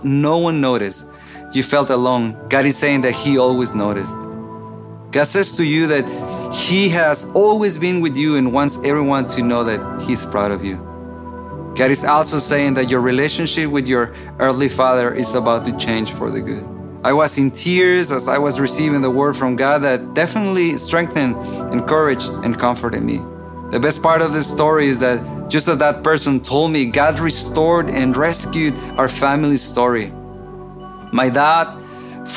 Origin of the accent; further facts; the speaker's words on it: Mexico; moved away; I grew up in Mexico in a dysfunctional family